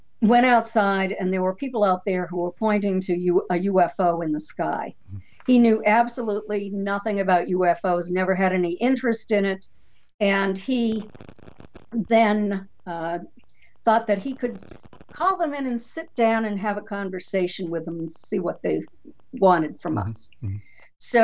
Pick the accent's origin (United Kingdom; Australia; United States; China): United States; New Hampshire; now in Florida, United States; I grew up in New Hampshire